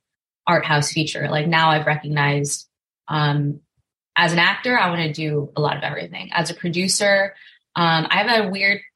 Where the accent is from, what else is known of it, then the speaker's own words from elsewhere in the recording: Westminster, California, United States; moved away as an adult; now in Los Angeles, United States; I grew up in Little Saigon down in Orange County